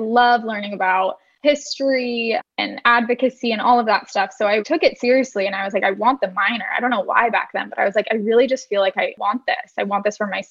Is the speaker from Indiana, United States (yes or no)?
no; Orange County, California, United States; also born or lived in Los Angeles, California; I am from Orange County, California